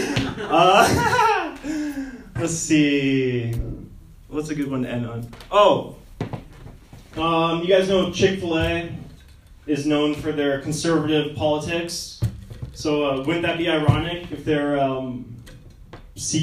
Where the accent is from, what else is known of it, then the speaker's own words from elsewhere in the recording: Seattle, Washington, United States; I'm from Seattle.